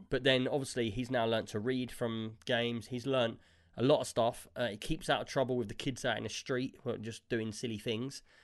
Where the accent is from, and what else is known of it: England, United Kingdom